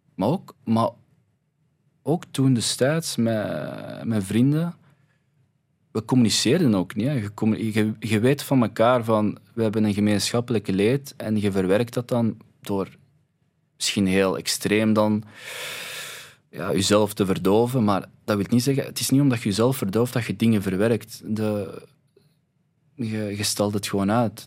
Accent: Belgium; wij zijn hier geboren

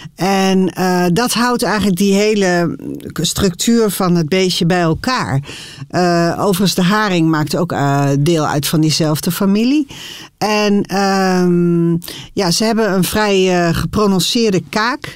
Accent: Harderwijk, Gelderland, Netherlands; ik kom zelf ook uit Harderwijk

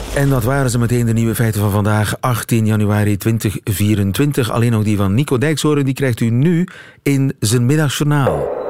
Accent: Flanders, Belgium; bij ons in Vlaanderen

